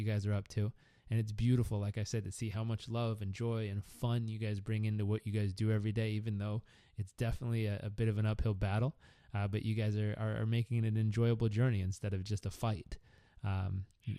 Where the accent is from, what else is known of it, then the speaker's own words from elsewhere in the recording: Southern California, United States; growing up in Southern California